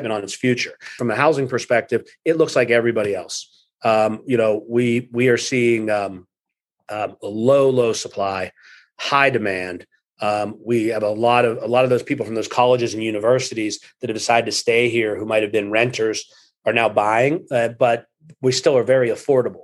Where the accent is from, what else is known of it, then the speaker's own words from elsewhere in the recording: Pittsburgh, Pennsylvania, United States; moved away as an adult; now in Cleveland, United States; I grew up in Pittsburgh and moved to Cleveland in 2003